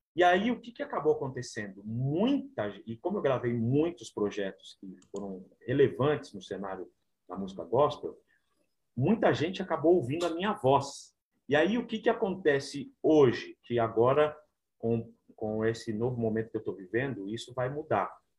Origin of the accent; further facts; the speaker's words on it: São Paulo, Brazil; Eu nasci na Assembleia de Deus, né? Uma igreja bem humilde na na região aqui de São Paulo, na zona sul de São Paulo, na cidade de Ademar